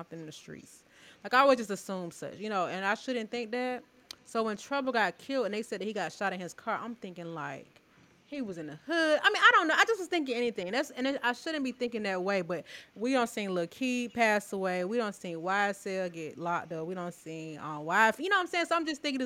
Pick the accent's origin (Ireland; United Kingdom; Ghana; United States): United States; Atlanta, Georgia; we're from Atlanta